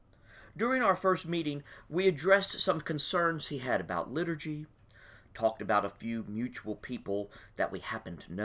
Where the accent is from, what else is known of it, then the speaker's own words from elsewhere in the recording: Beeville, Texas, United States; also born or lived in Waco; I grew up in Beeville